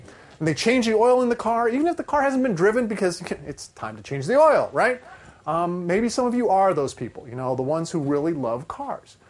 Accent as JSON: {"language": "English", "region": "Ohio", "country": "United States", "tie": "born or raised there", "moved": "as an adult", "lives_now": "Florida, United States", "said": "I grew up in Ohio, and I came down here to Florida about 20 years ago"}